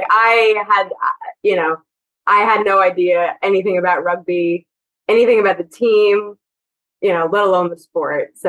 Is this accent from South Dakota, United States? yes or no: no; New Jersey, United States; I watched the Rangers growing up in Jersey